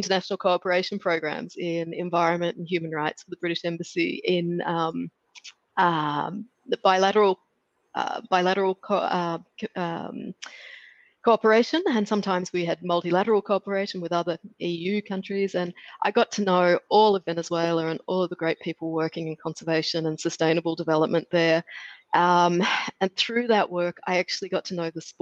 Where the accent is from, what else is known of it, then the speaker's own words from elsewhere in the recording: Australia; moved away as an adult; also born or lived in Netherlands; I grew up in Australia.